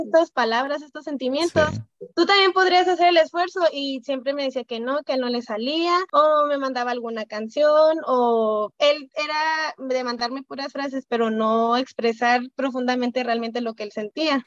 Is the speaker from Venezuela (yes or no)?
no; Chihuahua, Mexico; soy de Chihuahua y a él lo conocí aquí en Chihuahua